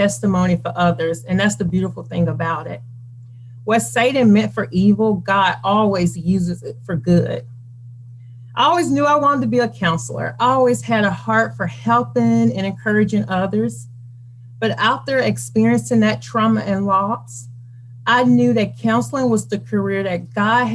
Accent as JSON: {"language": "English", "town": "Birmingham", "region": "Alabama", "country": "United States", "tie": "born or raised there", "also_born_or_lived": "Hoover, Alabama", "said": "I am from Birmingham, Alabama, born and raised"}